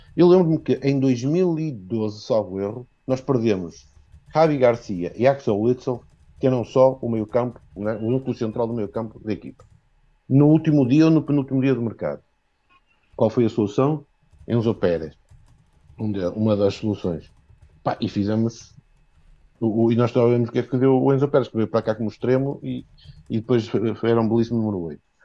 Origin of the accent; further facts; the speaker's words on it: Viana do Castelo, Norte, Portugal; now in Póvoa de Varzim, Portugal; apesar de ser de Vião Castelo, moro na Póvoa de Barzinho.